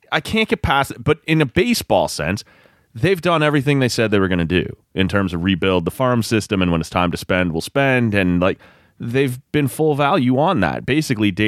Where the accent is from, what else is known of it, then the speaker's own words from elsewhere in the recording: Oshawa, Ontario, Canada; I grew up in Oshawa